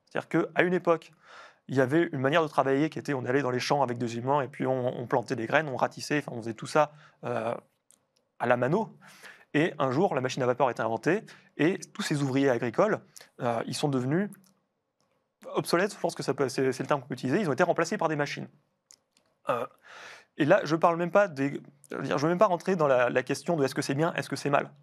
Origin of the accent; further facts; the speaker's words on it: France; nous, en tant que Français